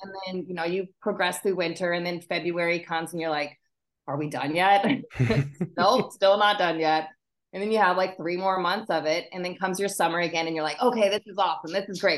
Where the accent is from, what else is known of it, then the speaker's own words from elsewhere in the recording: Anchorage, Alaska, United States; moved away as an adult; also born or lived in Minnesota; now in Washington State, United States; I spent my okay. school years up in Alaska, and then my summers down here with my dad